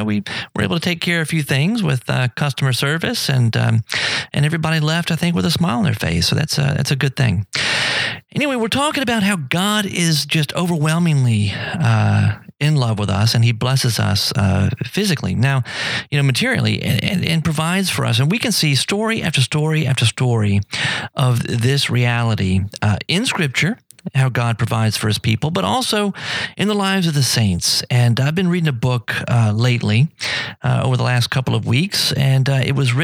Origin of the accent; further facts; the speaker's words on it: United States; we Americans